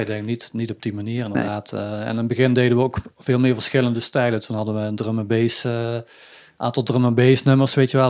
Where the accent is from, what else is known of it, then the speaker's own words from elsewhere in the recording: Budel, North Brabant, Netherlands; now in Weert, Netherlands; Ik kom oorspronkelijk uit Budel